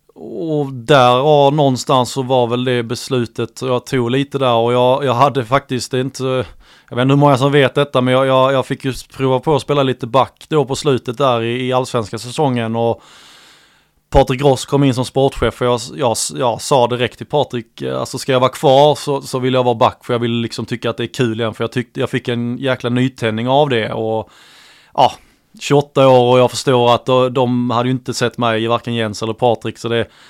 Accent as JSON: {"language": "Swedish", "town": "Jonstorp", "region": "Skåne", "country": "Sweden", "tie": "born or raised there", "also_born_or_lived": "Helsingborg", "said": "Jag är född i Helsingborg men mina föräldrar flyttar ju ja, direkt till Jonstorp. Det är en liten by eh, ja, en bit utanför."}